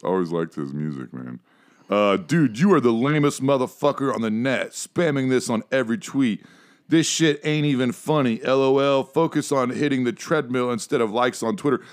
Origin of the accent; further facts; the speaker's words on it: Ohio, United States; I'm from Ohio, so definitely from hillbilly country, but not the South